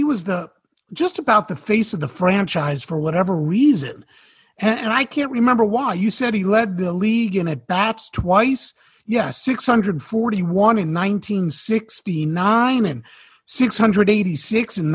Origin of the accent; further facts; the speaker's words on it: Westchester County, New York, United States; I grew up in New York, in Westchester County